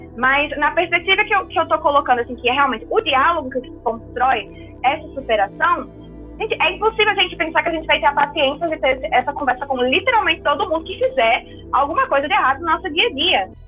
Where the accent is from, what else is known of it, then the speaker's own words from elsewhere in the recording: Brazil; a gente como brasileiro